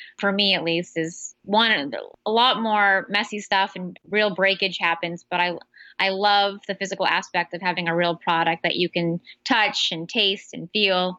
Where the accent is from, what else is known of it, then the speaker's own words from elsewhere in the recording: San Francisco Bay Area, California, United States; also born or lived in Midwest; I grew up in the Bay Area. I'm a bit of a Silicon Valley brat.